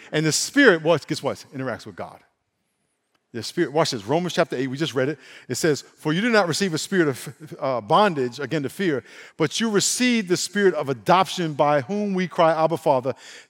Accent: Brooklyn, New York, United States; born there; where I was born in Brooklyn

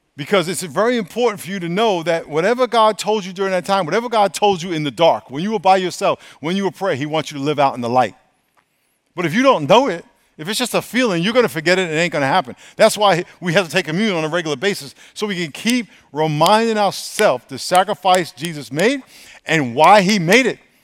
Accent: New York, United States; I grew up in New York

